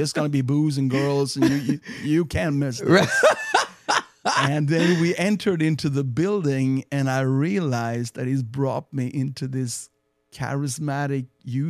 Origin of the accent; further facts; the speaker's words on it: Sweden; English is a second language; I grew up in the Lutheran Church, mm-hmm. which is a state church of Sweden.